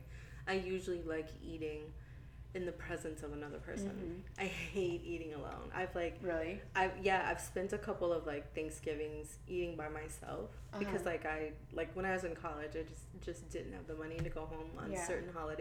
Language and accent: English; Oklahoma City, Oklahoma, United States; I grew up in Oklahoma City